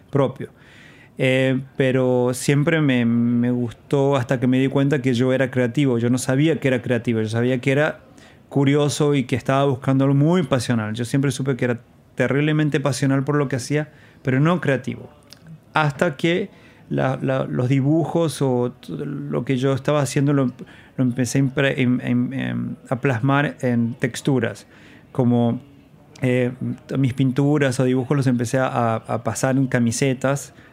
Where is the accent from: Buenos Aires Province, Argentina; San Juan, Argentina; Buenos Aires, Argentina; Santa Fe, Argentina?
San Juan, Argentina; Jáchal; moved away as an adult; also born or lived in Rodeo, San Juan, Argentina / Brazil; now in New York, United States; mi niñez la pasé siempre en San Juan, ah, en un pueblo llamado Hachal